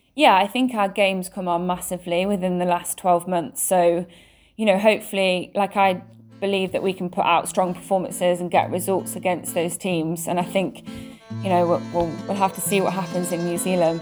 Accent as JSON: {"language": "English", "region": "England", "country": "United Kingdom", "tie": "born or raised there", "said": "I was born and raised in England"}